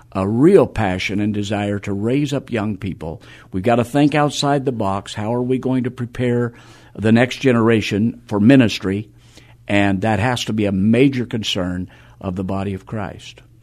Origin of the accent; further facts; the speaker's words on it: Arizona, United States; moved away as an adult; also born or lived in Idaho; now in San Antonio, United States; I was born and raised in Arizona, graduated from high school